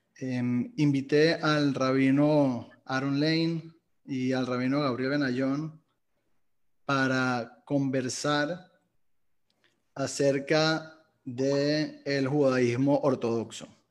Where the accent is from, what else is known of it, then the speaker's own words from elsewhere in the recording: Venezuela; soy venezolano